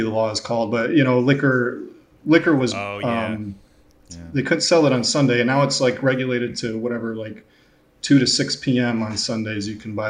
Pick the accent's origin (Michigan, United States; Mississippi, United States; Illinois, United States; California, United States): Michigan, United States; moved away as an adult; now in Indiana, United States; Middle of nowhere, Michigan